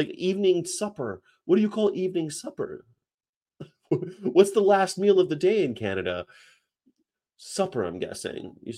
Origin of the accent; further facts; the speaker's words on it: California, United States; moved away; also born or lived in the South (US); I'm from California